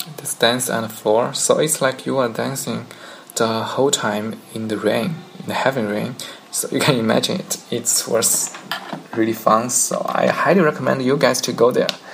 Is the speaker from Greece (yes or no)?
no; China; English is a second language; from China